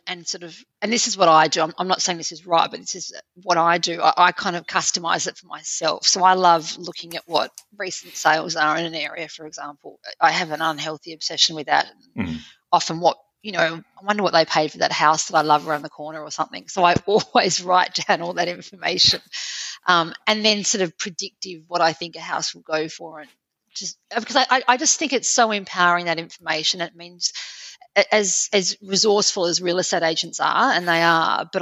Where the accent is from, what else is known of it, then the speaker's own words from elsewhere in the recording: Australia; moved away as an adult; also born or lived in Paris, France; my husband and I, both being Australian